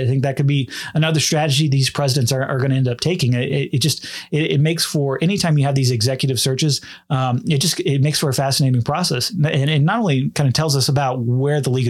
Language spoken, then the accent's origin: English; Big 12 country, United States; I grew up in Big 12 country